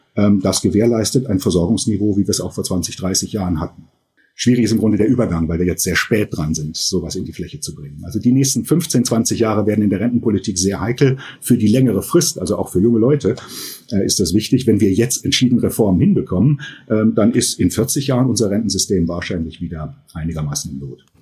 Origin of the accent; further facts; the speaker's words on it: Germany; bei uns in Deutschland